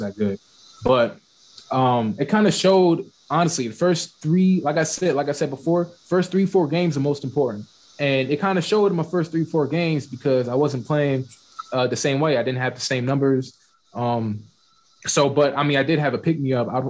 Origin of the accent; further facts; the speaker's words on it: Maryland, United States; Stevenson is in my home state